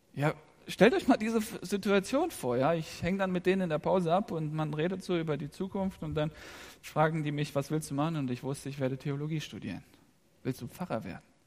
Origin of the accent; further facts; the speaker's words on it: Rhineland, Germany; Ich bin im Rheinland aufgewachsen